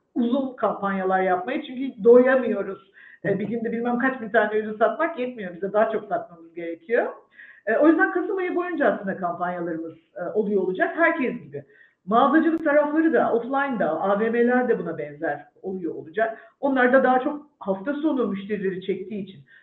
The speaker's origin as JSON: {"language": "Turkish", "region": "İzmir", "country": "Turkey", "moved": "as an adult", "lives_now": "Istanbul, Turkey", "said": "İzmirliyim, karşıya kalayım. Bornova Vandal Sesi mezunuyum."}